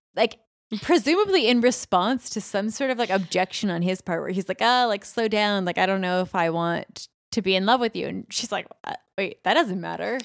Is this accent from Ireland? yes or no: no; Canada; we're both Canadian